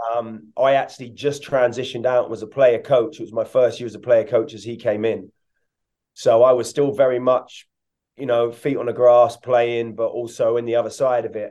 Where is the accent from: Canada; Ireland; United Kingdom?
United Kingdom; England; moved away as an adult; also born or lived in Hungary; I come from England where it was very dynamic and quick